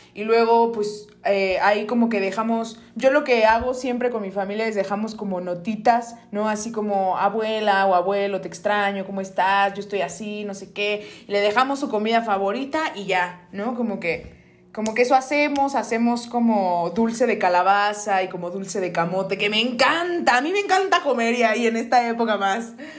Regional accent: Mexico

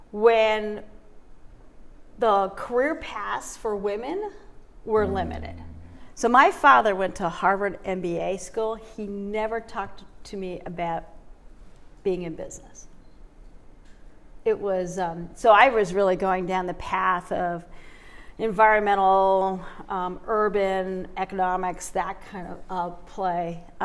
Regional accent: Toronto, Ontario, Canada; also born or lived in Vancouver / Darien, Connecticut; So yeah, so we I grew up in Toronto and then moved out to Vancouver, which was really cool.

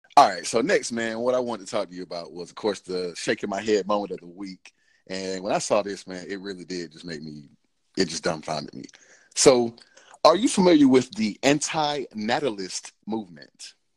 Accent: Cobb County, Georgia, United States; I'm from Cobb County

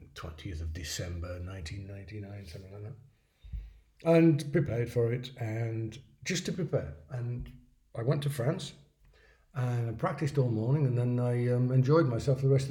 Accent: England, United Kingdom; moved away as an adult; also born or lived in London; now in Vienna, Austria; I say that as an English person

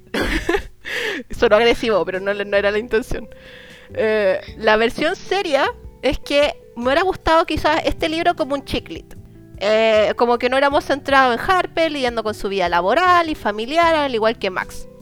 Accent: Chile; así como chilena

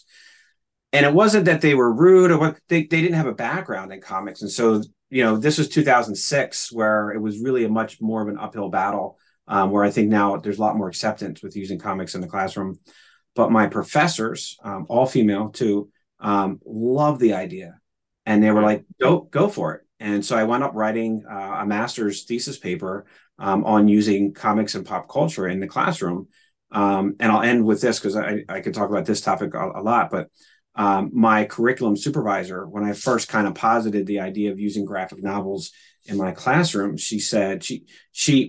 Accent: Philadelphia, Pennsylvania, United States; I grew up in Philadelphia

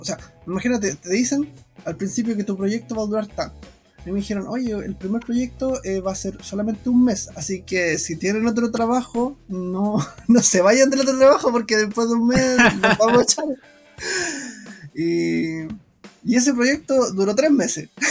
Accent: Chile; moved away as an adult; now in Japan; nosotros venimos de Chile

